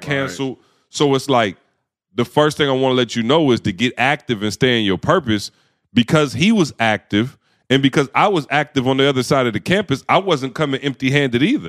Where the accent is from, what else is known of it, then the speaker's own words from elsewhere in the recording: Lansing, Michigan, United States; I grew up in Lansing.